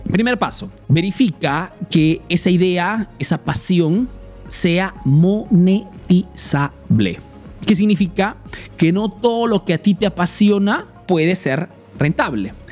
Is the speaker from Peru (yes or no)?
yes; Peru; now in Italy